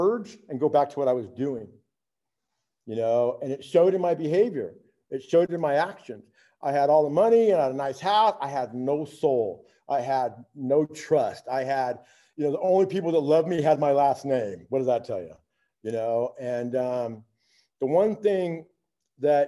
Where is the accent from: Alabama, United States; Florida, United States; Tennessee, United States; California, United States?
California, United States; Riverside; moved away; I was born and raised in Riverside, California.